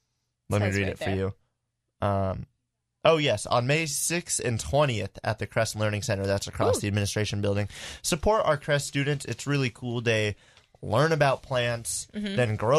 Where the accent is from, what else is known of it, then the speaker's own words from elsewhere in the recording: United Kingdom; I'm British.